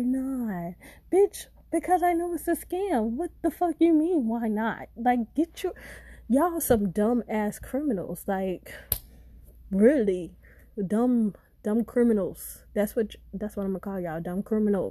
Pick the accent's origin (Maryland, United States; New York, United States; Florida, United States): Florida, United States; also born or lived in St. Petersburg, Florida; I'm from Florida